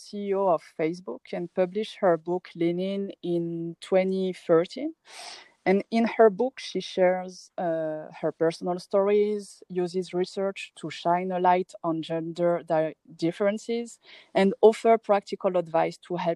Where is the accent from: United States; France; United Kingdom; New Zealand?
France; moved away as an adult; also born or lived in Paris, France; now in Morocco; I was born and raised in France